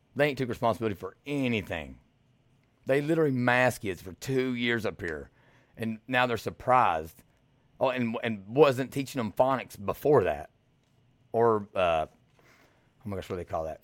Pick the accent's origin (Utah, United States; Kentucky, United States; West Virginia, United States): Kentucky, United States; Eastern; now in Louisville, United States; I'm from Eastern Kentucky